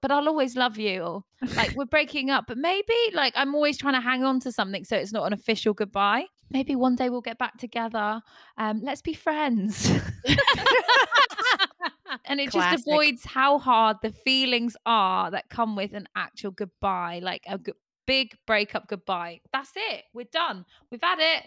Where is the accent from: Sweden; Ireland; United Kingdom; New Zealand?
Ireland; I'm Irish, sure. I'm Irish.